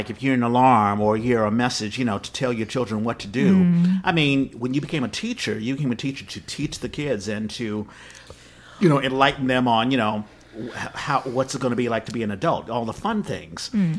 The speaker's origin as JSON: {"language": "English", "town": "Washington", "region": "District of Columbia", "country": "United States", "tie": "born or raised there", "also_born_or_lived": "Texas / New York", "moved": "as an adult", "lives_now": "Bay Area, United States", "said": "I was born in Texas, raised in Washington, D.C."}